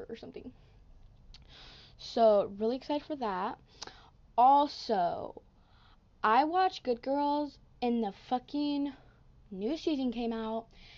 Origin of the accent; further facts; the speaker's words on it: Washington, United States; I'm from Washington.